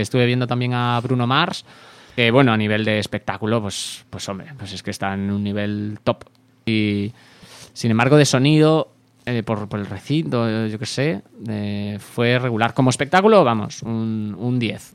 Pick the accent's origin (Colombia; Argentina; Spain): Spain; Santiago de Compostela, Galicia; Santiago de Compostela, que es que es mi, eh, es de donde soy yo